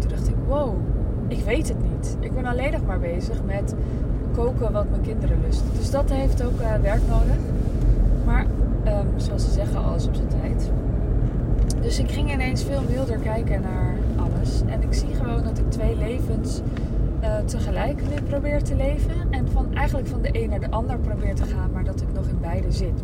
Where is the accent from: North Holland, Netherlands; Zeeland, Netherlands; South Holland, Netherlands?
North Holland, Netherlands; Amsterdam; moved away as an adult; Ik kwam uit Amsterdam